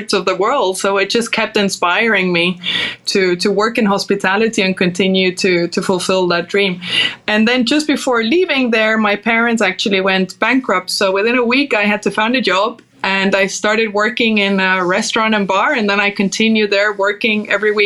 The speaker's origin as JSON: {"language": "English", "area": "Costa del Sol", "region": "Andalusia", "country": "Spain", "tie": "born or raised there", "also_born_or_lived": "Denmark", "first_language": "Danish", "second_language": "English", "moved": "yes", "said": "while I was born in Denmark, I was actually raised in Spain, in the south of Spain, in Costa del Sol."}